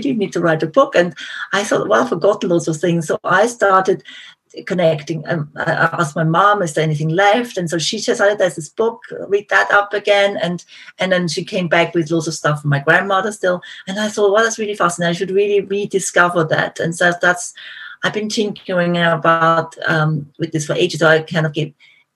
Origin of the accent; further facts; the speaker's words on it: Austria; accent: Austrian; moved away; I'm originally from Austria, so my accent maybe is a giveaway.